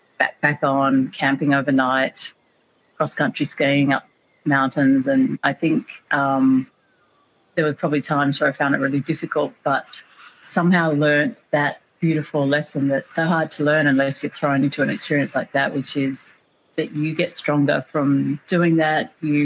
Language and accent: English; Canberra, Australian Capital Territory, Australia; I grew up in Canberra in Australia, so the capital, it's a sort of relatively small town surrounded by a lot of nature